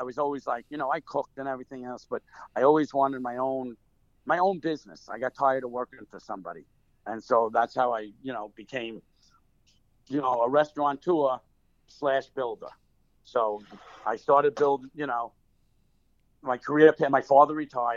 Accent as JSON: {"language": "English", "town": "Bergenfield", "region": "New Jersey", "country": "United States", "tie": "born or raised there", "also_born_or_lived": "Bronx, New York", "said": "I grew up in the Bronx till 5 years old. Then I came to suburbia, Bergenfield, New Jersey."}